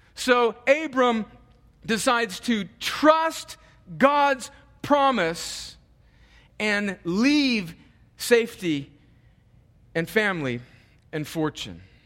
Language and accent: English; United States; as American Christians